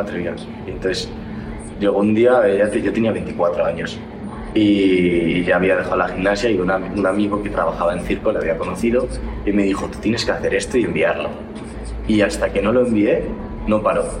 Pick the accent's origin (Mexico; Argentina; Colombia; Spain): Spain; moved away as an adult; now in United States